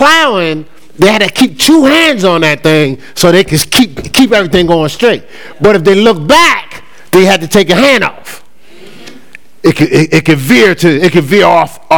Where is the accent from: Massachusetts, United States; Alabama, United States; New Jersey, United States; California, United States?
New Jersey, United States; Newark; Now, I know I'm from Brick City. I know I'm a city boy from Jersey